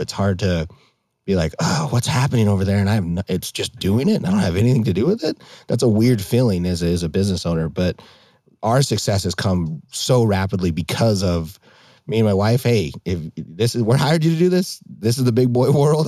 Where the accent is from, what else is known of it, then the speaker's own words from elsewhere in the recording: Hamilton, Montana, United States; moved away as an adult; now in Arizona, United States; growing up in Montana, I grew up in the Bitterroot in the Darby, Hamilton area.